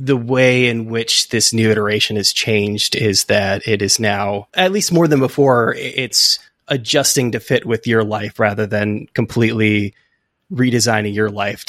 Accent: California, United States; now in New York, United States; I'm from California originally. I've been in New York for 15 plus years at this point.

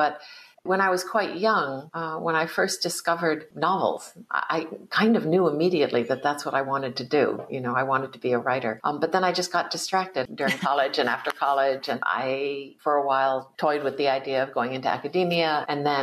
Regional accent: East Coast of the United States, United States; I was born in 1956 in the United States on the East Coast too. And there were not a lot of Asian Americans around in the community that I grew up in.

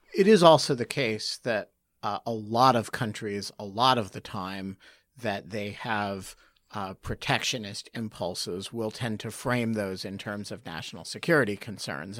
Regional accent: United States; as an American

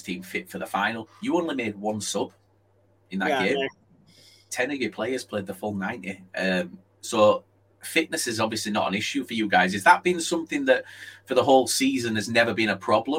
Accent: Yorkshire and the Humber, United Kingdom; I'm from Yorkshire

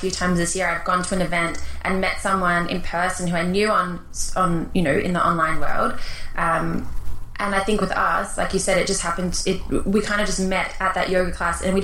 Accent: Sydney, New South Wales, Australia; also born or lived in Toronto, Canada; My family is South African. I was born in Sydney, though

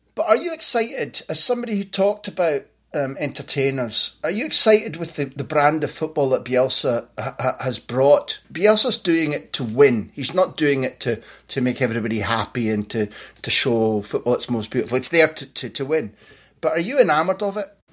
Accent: Scotland, United Kingdom; as a Scot

